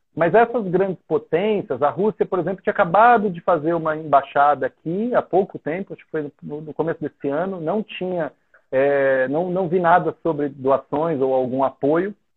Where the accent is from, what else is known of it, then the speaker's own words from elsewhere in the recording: São Paulo, Brazil; moved away as an adult; now in Haiti; eu sou de São Paulo, eu cresci na capital.